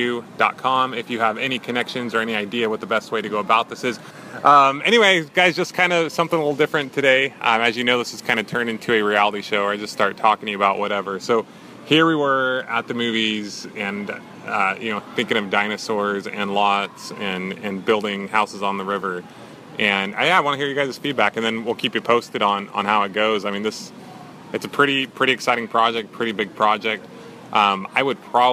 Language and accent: English; Burley, Idaho, United States; I was born in Burley, Idaho, not too far from this riverfront property.